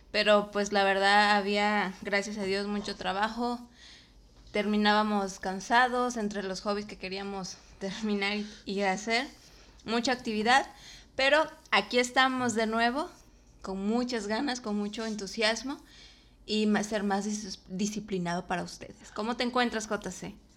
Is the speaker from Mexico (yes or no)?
yes; Mexico; also born or lived in Comalcalco, Tabasco; yo como mexicana